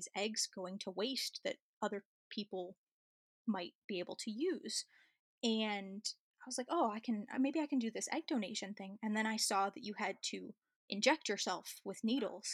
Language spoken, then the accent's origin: English; Chicago, Illinois, United States; moved away as an adult; also born or lived in New South Wales Central Coast, Australia; now in New South Wales, Australia; I'm originally from Chicago and I moved to Australia about 10 years ago